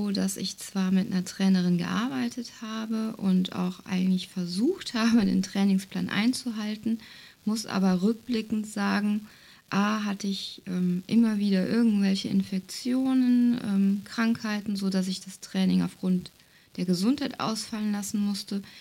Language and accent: German; North Rhine-Westphalia, Germany; Ja, wir kommen so aus der Jülicher Börde, das liegt ähm, ja zwischen Aachen und Düren, wem das so sagt. Hier ist viel ähm, flaches Ackerland, ähm, Tagebau.